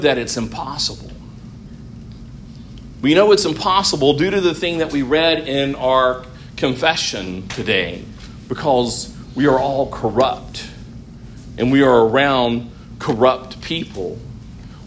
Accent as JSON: {"language": "English", "country": "United States", "said": "we are as American Christians"}